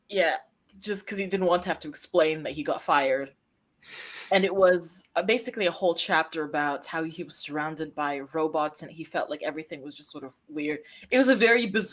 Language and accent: English; United States; moved away; I grew up somewhat near Chicago, and some very notable weekends of my childhood were spent in the city